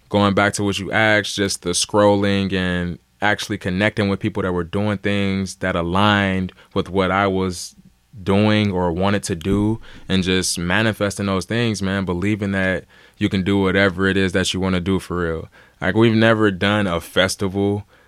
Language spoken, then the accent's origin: English; Cleveland, Ohio, United States; also born or lived in Los Angeles; I'm from Cleveland, born and raised